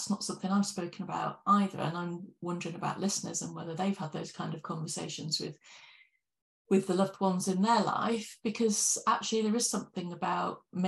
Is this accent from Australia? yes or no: no; United Kingdom; as British people